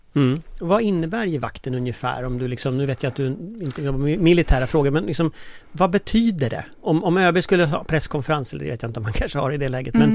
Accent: Gothenburg, Västra Götaland, Sweden; i Göteborg där jag är född

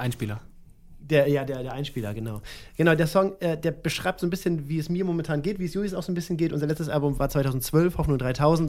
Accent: Germany; ich komme ja auch aus dem Norden und also aus der Nähe von Hamburg

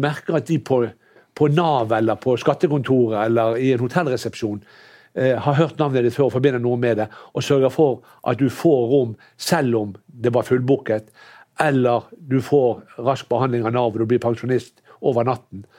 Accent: Norway; jeg har vokst opp i Norge

